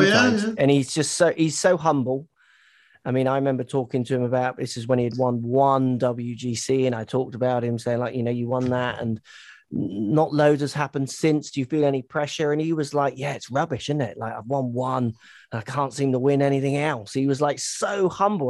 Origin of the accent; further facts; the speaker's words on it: England, United Kingdom; I'm English